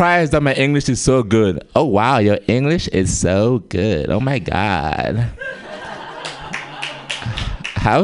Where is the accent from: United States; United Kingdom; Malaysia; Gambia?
Gambia; moved away; I have an accent, as you guys can tell. I'm from Gambia